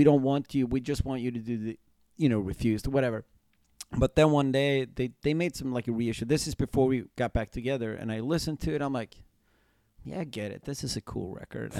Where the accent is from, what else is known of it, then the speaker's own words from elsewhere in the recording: Sweden; we're a band from Sweden.